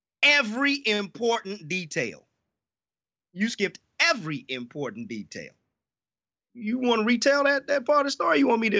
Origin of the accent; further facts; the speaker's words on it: the Midwest, Michigan, United States; He like me, grew up in the Midwest, and growing up in the Midwest, in particular, if you grew up in the 313, you grew up outside of Detroit